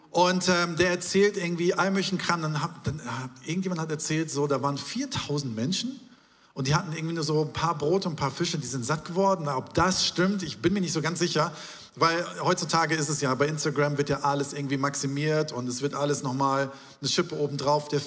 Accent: Hamburg, Germany; born there; denn ich bin hier geboren in Schnelsen und äh, durfte auch, ich habe leider, bin ich hier nicht aufgewachsen

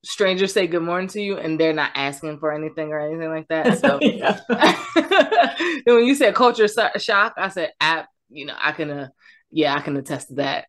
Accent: Voorhees, New Jersey, United States; I was born in Voorhees.

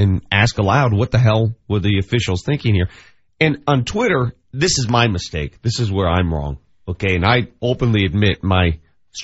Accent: Denver, Colorado, United States; I'm from Denver. I live in Denver

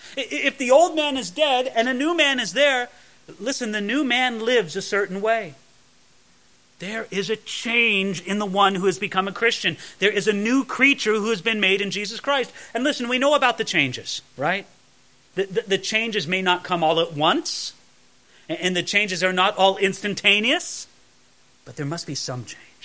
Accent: Southern California, United States; where I grew up in Southern California

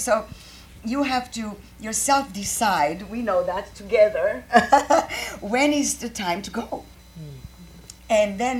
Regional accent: Croatia; English is a second language; moved away as an adult; also born or lived in Chicago; now in United States; I'm from Croatia, and I studied English and Italian.

